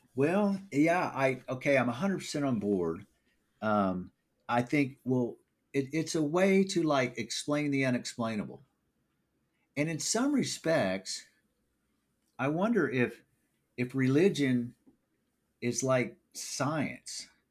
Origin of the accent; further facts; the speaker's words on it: Springfield, Missouri, United States; I'm from Springfield, Missouri